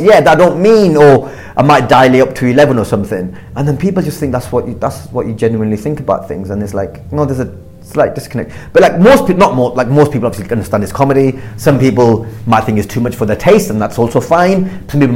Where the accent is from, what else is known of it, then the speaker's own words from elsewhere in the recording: Blackburn, North West England, United Kingdom; I grew up in Blackburn